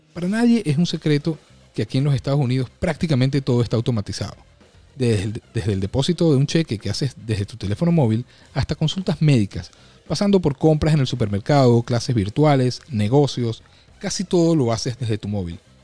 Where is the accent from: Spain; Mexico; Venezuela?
Venezuela; moved away as an adult; now in United States; Yo estudié y me gradué en Administración de Empresas en mi país, Venezuela